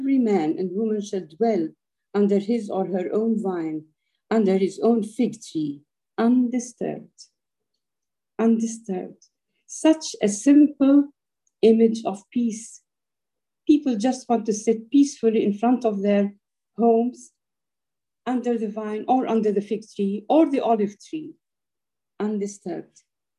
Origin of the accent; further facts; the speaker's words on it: Haifa, Haifa District, Israel; born there; The first house, I mean, where I was born in Haifa, had this vine.